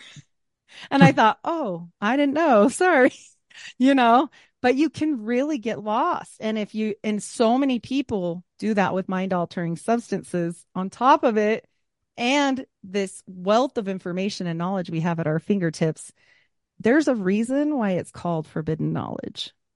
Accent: Utah, United States; Growing up in Utah

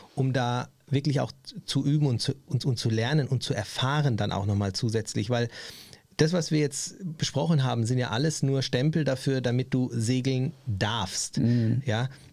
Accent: Germany; für mich als Deutscher

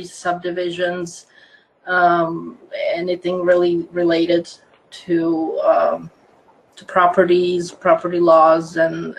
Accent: Croatia; English is a second language; moved away as an adult; now in Orange County, United States; I am originally from Croatia, which used to be part of old communist Yugoslavia

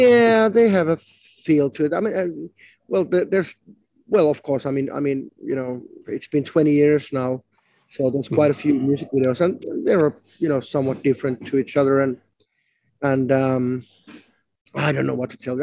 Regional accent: Finland; first language Finnish; English is a second language; not a native English speaking person, you know, my mother tongue was just Finnish

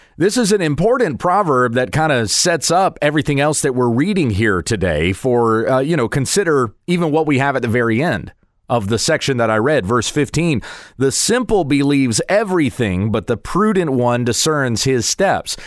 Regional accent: United States; I am an American, so I live in an American context

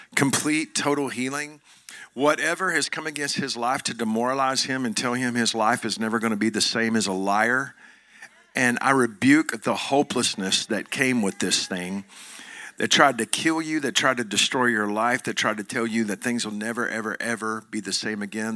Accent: Joshua, Texas, United States; I'm from Johnson County, Texas. I'm, I'm from Joshua, Texas

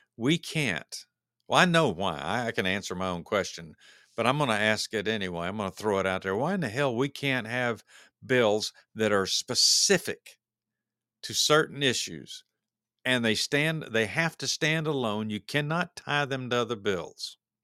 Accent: United States; we as American, uh, voters and taxpayers

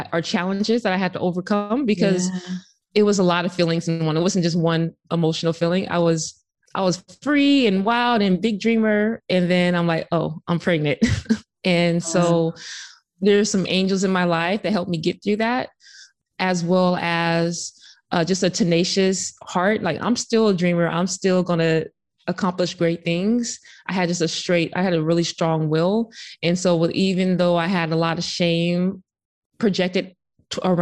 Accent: Sacramento, California, United States; I'm from Sacramento

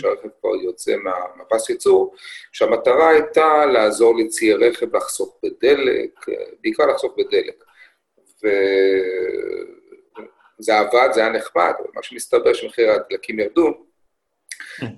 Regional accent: Israel

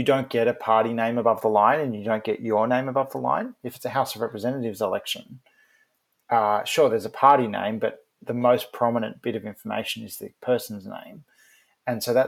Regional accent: Campbelltown, New South Wales, Australia; I grew up in Campbelltown

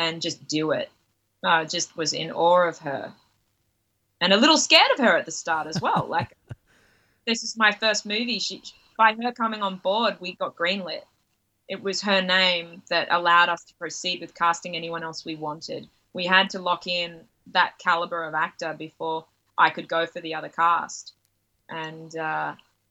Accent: Byron Bay, New South Wales, Australia; I grew up near Byron Bay, so we're at Byron and Ballina every day.

